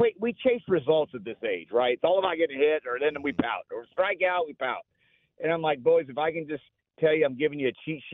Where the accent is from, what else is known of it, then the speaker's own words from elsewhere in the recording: Los Angeles, California, United States; moved away as an adult; also born or lived in Beaumont, Texas; now in Austin, United States; I grew up in Los Angeles for 20 years